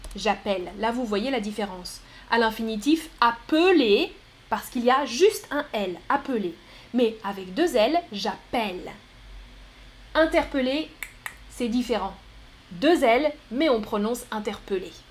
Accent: France; Les Français, on n'est pas bon pour ça

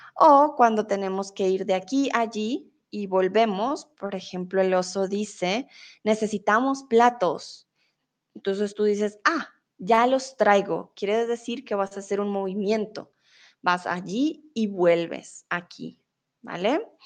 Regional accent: Colombia; now in Germany; soy colombiana Vivo en Alemania, pero ahora estoy en México

